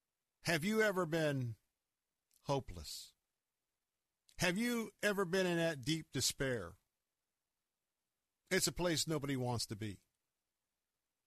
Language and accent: English; Florida, United States; I'm from Florida